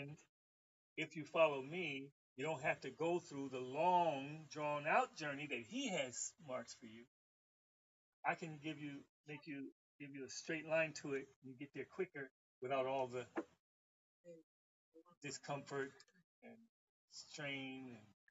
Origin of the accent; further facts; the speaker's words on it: Los Angeles, California, United States; I was from Los Angeles